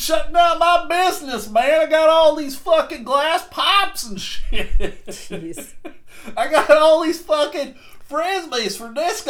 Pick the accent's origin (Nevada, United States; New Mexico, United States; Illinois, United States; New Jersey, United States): New Mexico, United States; Because we're fucking from New Mexico.